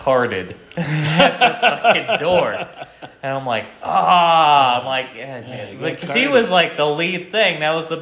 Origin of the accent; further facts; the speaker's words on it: Vermont, United States; I was raised in Vermont